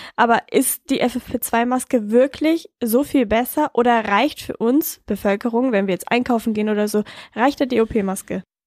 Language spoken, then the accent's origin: German; Bavaria, Germany; Bei uns in Bayern